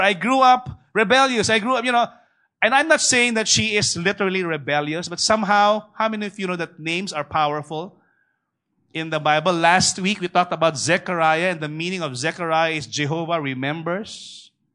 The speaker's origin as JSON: {"language": "English", "town": "Manila", "region": "Metro Manila", "country": "Philippines", "tie": "born or raised there", "said": "I grew up in Tondo personally. My, my first seven uh, years, I was actually raised in Tondo"}